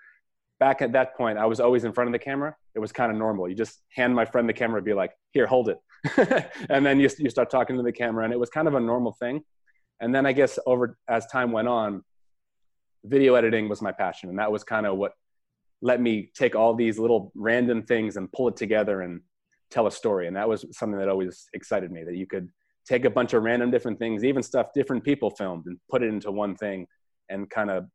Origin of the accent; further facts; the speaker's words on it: Toms River, New Jersey, United States; moved away as an adult; also born or lived in Connecticut / Los Angeles; now in Philadelphia, United States; I'm originally from Toms River, New Jersey, and that's where I grew up